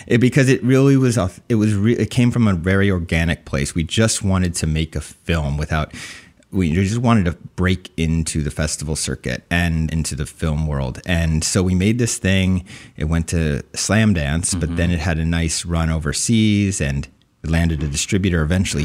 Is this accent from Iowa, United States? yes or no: no; New Jersey, United States; also born or lived in Summit, New Jersey; I was born in Summit, New Jersey, raised in Central Jersey.